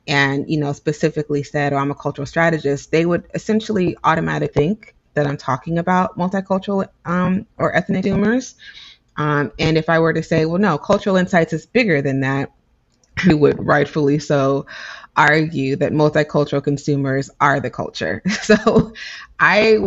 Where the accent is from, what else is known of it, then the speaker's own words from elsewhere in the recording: United States; I'm an American